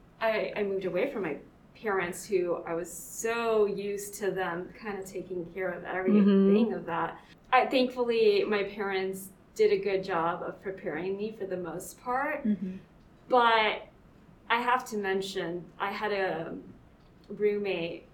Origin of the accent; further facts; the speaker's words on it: the Valley, Texas, United States; having been born in the Valley, raised in the Valley